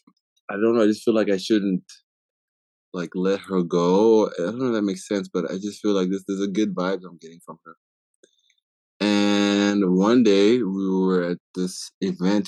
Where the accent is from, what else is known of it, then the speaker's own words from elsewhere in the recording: Harare, Zimbabwe; moved away as an adult; now in Utah, United States; born and raised in Zimbabwe until I was 18